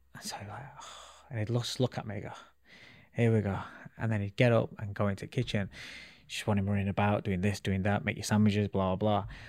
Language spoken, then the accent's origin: English; Sheffield, Yorkshire and the Humber, United Kingdom; also born or lived in Calcutta, India; I grew up in a place called Ecclesfield in Sheffield. So I'm a Sheffield boy.